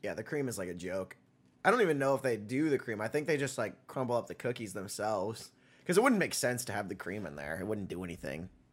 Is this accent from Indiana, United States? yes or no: yes; Indiana, United States; moved away; my hometown in Indiana, living just north of Indianapolis